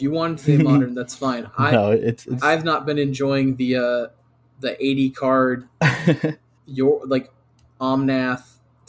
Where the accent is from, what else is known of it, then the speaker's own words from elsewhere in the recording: San Antonio, Texas, United States; I'm from San Antonio.